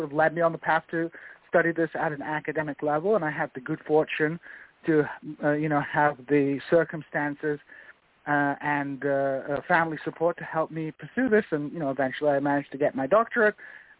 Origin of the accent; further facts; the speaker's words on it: United Kingdom; I was born in Great Britain in the United Kingdom, but my father was an immigrant to Great Britain from Iraq. He was a Kurd from Iraq.